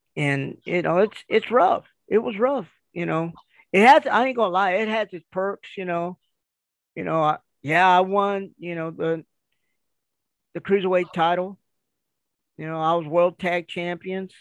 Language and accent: English; Kansas City, United States; now in Kentucky, United States; I live in Kentucky. I'm originally from Kansas City